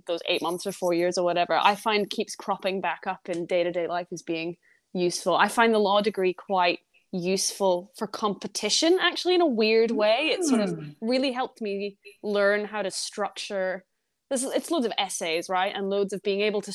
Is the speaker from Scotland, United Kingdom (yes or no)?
yes; Aberdeen, Scotland, United Kingdom; moved away as an adult; also born or lived in Edinburgh; now in London, United Kingdom; I'm from Scotland.